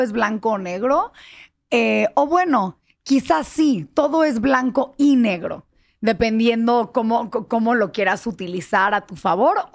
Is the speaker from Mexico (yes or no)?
yes; Mexico; also born or lived in United States; ya llevo la mitad de mi vida viviendo en México, pues ya me siento yo totalmente, digo, soy mexicana de padres mexicanos, ¿no? Pero me siento yo en realidad mucho más mexicana que estadounidense por mucho.